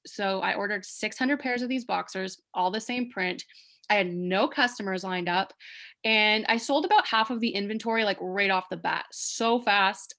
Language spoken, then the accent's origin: English; East Coast of Canada, New Brunswick, Canada; moved away as an adult; now in Toronto, Canada; I'm originally from the East Coast of Canada